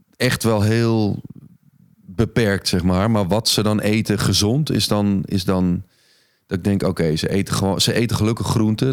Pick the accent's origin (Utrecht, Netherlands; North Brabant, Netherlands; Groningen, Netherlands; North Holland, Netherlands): North Holland, Netherlands; Egmond-Binnen; also born or lived in Alkmaar; Egmond Binnen ben ik opgegroeid